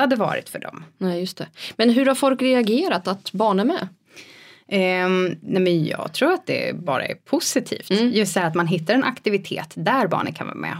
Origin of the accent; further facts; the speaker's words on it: about 100 km south of Stockholm, near Nyköping, Södermanland, Sweden; now in Stockholm, Sweden; jag är inte uppväxt i Stockholm heller Nej. utan jag, ja men typ 10 mil eh, söder om Stockholm